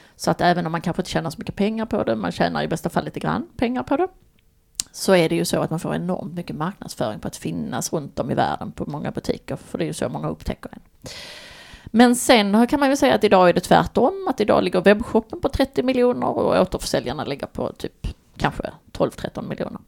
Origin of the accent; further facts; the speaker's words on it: Baskemölla, Skåne, Sweden; min gamla bästa kompis och barndomsvän kan man säga. Eh, från Baskemölla där vi kommer från på Österlen